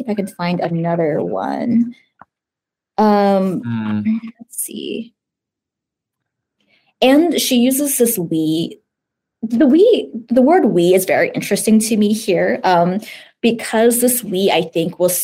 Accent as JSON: {"language": "English", "country": "United States", "said": "I'm Chinese American, but I self-identify as Asian American"}